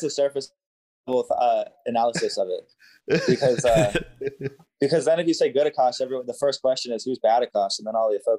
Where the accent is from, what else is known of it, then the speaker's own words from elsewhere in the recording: Virginia Beach, Virginia, United States; moved away as an adult; now in Philadelphia, United States; I am from Virginia Beach, Virginia